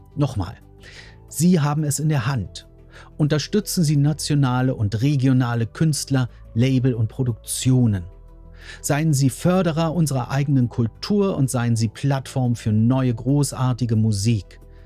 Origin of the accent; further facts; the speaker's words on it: Germany; bei uns in Deutschland